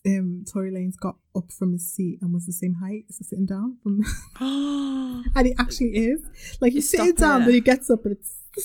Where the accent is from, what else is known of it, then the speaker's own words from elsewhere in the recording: Liverpool, North West England, United Kingdom; accent: Scouse; as a Scouser